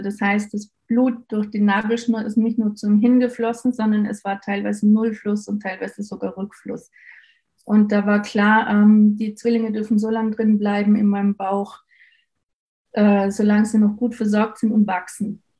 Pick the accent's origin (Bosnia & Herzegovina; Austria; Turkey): Austria; bei uns in Österreich